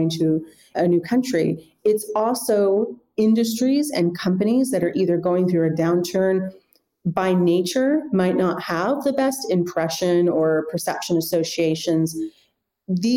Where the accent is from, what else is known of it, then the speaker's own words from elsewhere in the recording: United States; moved away as an adult; now in Europe; I come from the United States